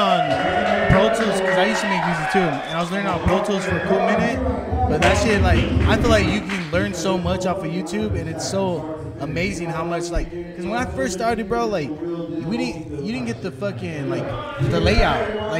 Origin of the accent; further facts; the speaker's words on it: Watsonville, California, United States; moved away; Shout out to Santa Cruz. That's originally where I'm from, like Watsonville.